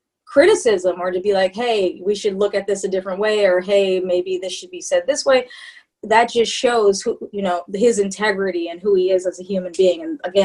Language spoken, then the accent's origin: English; Wisconsin, United States; I'm not from Canada. I'm from Wisconsin, but very close.